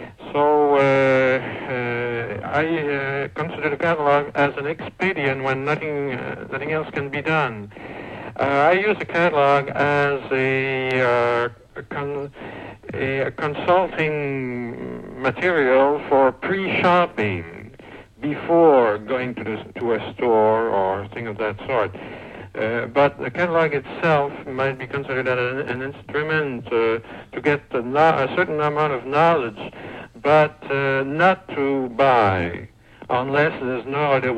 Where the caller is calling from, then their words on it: Montreal, Quebec, Canada; From Montreal.